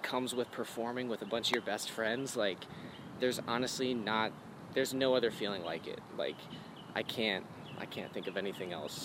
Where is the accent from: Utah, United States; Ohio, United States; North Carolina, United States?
Ohio, United States; Cincinnati; also born or lived in Brandon, Florida; I was born in Brandon, Florida, but like a month after I was born, I moved to Cincinnati